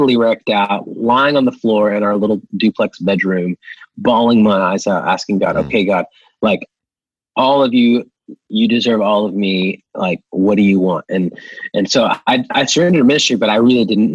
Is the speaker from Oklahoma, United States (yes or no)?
yes; Oklahoma, United States; I grew up in the, every small town in Oklahoma you could think